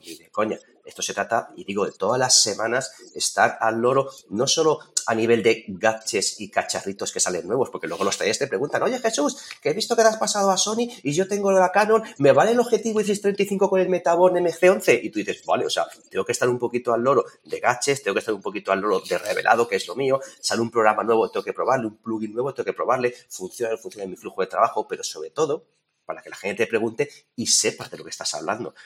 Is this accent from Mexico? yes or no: no; Torrijos, Castilla-La Mancha, Spain; yo soy de Toledo, aquí de Torrijos, yo ya tengo mi casa